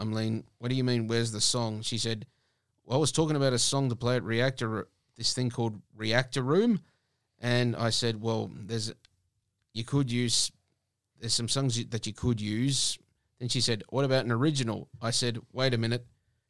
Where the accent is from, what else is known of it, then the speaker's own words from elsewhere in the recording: Perth, Western Australia, Australia; I was born and raised in Perth. I mean, I've pretty much been here all my life.